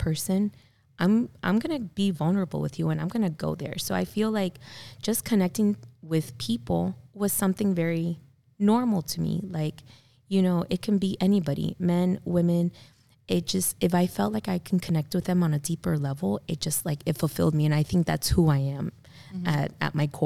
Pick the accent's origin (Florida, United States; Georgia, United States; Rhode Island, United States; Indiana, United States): Florida, United States; South; growing up in South Florida